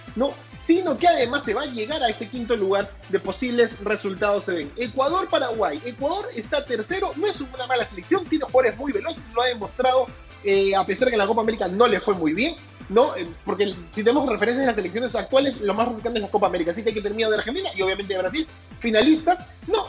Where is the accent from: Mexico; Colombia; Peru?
Peru; como peruano que soy